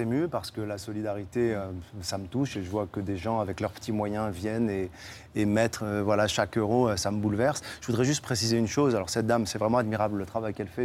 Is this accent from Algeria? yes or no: no; Morocco; now in France; Je suis immigré en France et je suis marocain